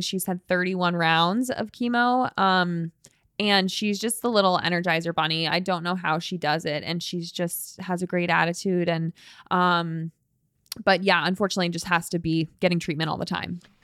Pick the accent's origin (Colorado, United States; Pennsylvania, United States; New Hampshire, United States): Colorado, United States; every year I do a five K race for a cancer charity in my hometown. The race is called Elk Run five K, and that is Instagram at Elk Run five K. And you can come meet me. It's at the end of September in Colorado